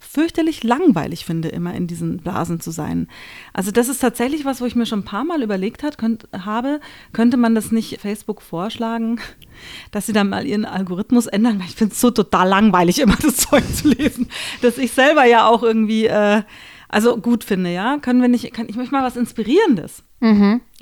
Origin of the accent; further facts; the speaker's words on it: Austria; ich bin Österreicher, wobei die Österreicher sagen werden, was? Die ist doch keine